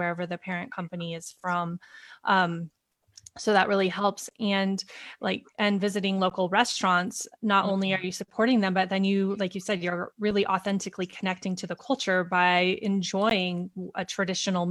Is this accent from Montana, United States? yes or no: yes; Montana, United States; moved away; I grew up in Montana